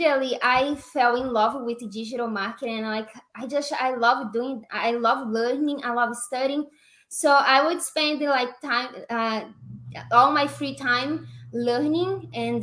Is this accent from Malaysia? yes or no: no; Brazil; English is a second language; moved away as an adult; now in Las Vegas, United States; I'm living in Las Vegas, but I'm from Brazil